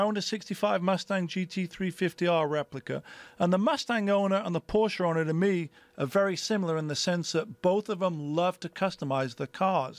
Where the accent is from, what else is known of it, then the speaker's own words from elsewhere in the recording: Sheffield, Yorkshire and the Humber, United Kingdom; moved away as an adult; now in United States; I'm from Sheffield